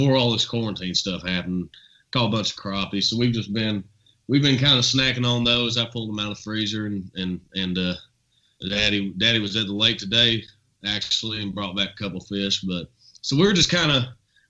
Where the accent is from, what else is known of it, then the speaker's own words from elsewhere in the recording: Nicholasville, Kentucky, United States; also born or lived in Lexington, Kentucky; where I was raised